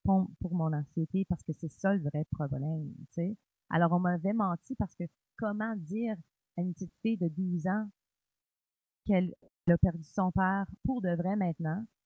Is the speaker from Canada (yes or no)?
yes; Cornwall, Ontario, Canada; je suis franco-ontarienne, euh, née à Cornwall, en Ontario